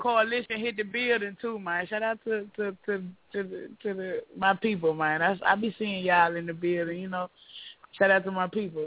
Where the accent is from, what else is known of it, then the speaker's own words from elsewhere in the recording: Memphis, Tennessee, United States; I'm from Mitchell Heights